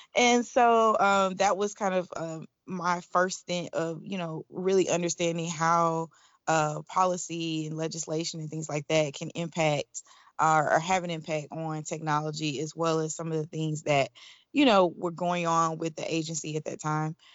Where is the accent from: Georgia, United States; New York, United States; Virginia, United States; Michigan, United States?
Georgia, United States; Atlanta; now in Washington, D.C., United States; I'm originally from Atlanta, Georgia, and I am currently based in Washington, D C